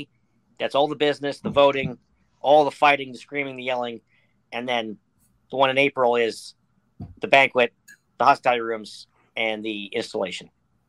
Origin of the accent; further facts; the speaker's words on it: Western Pennsylvania, United States; I'm from Western Pennsylvania.